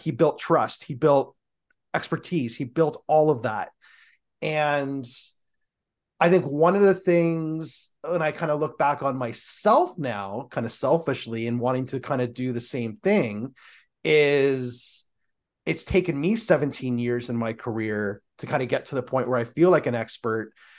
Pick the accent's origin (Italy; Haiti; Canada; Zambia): Canada; We're Canadian